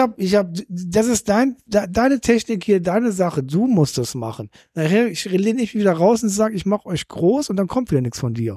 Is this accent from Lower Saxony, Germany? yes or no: no; Cologne, North Rhine-Westphalia, Germany; now in Hamburg, Germany